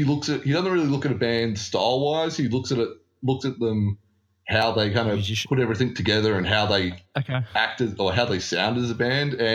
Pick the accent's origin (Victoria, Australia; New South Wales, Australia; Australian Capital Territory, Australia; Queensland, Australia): New South Wales, Australia; Campbelltown; also born or lived in Lakemba; I grew up in Campbelltown, so I swear a lot. My parents swore, like, it's part of growing up in Southwest Sydney